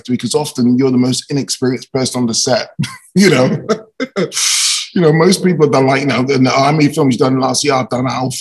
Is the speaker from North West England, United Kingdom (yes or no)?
no; London, United Kingdom; I was shooting movies in my hometown, London